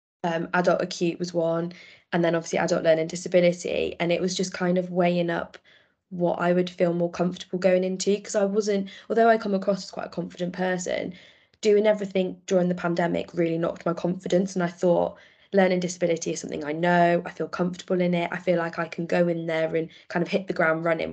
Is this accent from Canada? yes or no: no; Worcestershire, West Midlands, United Kingdom; also born or lived in Sheffield; I came home because I'm from Worcestershire